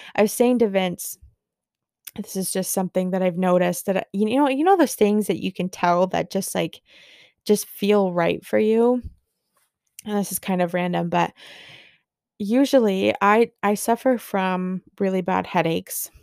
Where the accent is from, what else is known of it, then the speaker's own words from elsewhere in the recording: Barrie, Ontario, Canada; here in my hometown in Barrie